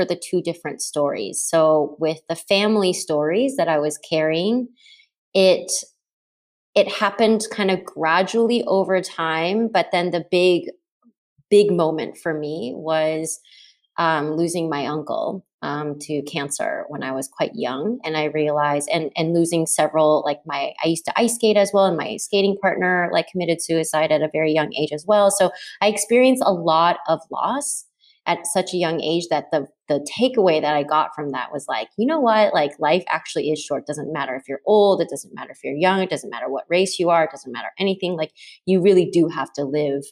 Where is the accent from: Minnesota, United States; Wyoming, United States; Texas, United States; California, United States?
Texas, United States; moved away; also born or lived in New York; I'm from Texas